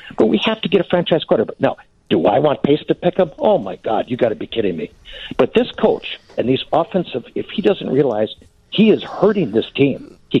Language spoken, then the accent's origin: English; Green Bay, Wisconsin, United States; born and raised in Green Bay, Wisconsin.